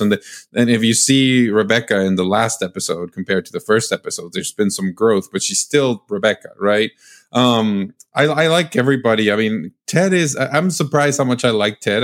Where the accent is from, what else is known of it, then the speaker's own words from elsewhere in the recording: Mexico; moved away; I'm from Mexico